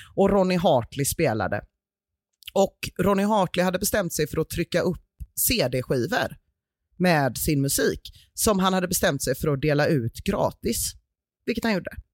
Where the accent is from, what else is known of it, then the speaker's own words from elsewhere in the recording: Gothenburg, Västra Götaland, Sweden; vi göteborgare